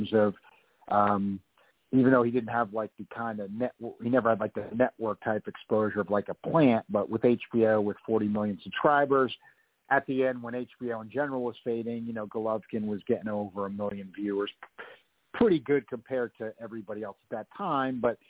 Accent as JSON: {"language": "English", "country": "United States", "said": "I'm an American"}